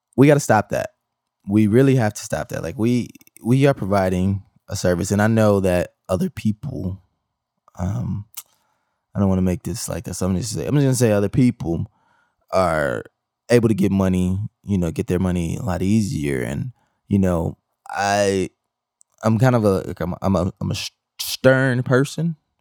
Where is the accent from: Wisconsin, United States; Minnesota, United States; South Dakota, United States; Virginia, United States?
Wisconsin, United States; Milwaukee; I come from Milwaukee, Wisconsin